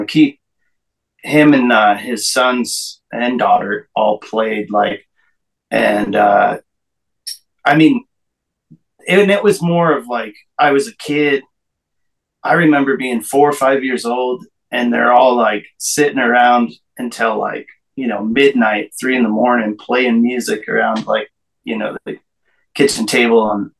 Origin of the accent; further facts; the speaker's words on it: Montana, United States; born there; Well, I was born in Montana, and I just moved to Kentucky a year ago.